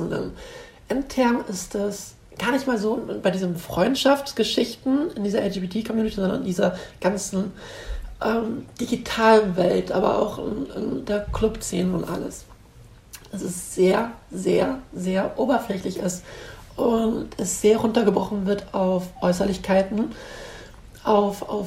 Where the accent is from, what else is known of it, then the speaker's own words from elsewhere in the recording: Northern Germany, Germany; ich bin in Norddeutschland aufgewachsen, in ähm, einem ähm, sehr gut situierten und behüteten Vorort einer Stadt an der Ostsee.